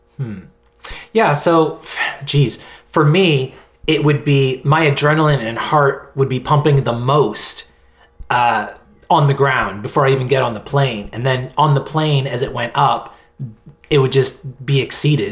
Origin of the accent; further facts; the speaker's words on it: Halifax, Nova Scotia, Canada; now in Victoria, Canada; I'm in Victoria in British Columbia, uh, Vancouver Island. Um, but I'm from Halifax, Nova Scotia, the whole other end of the country